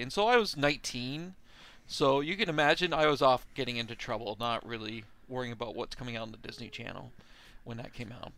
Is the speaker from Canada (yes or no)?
yes; Canada; I'm from Canada